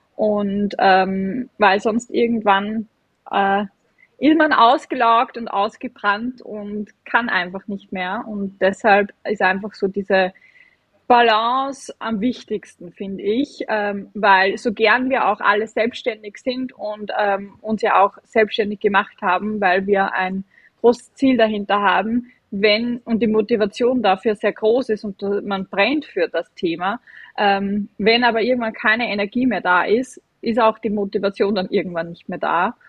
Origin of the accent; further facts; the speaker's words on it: Vienna, Austria; accent: Viennese/Austrian dialect; ich bin ähm, aus Wien und aus Österreich. Man hört es auch vom, vom, vom Dialekt her ein bisschen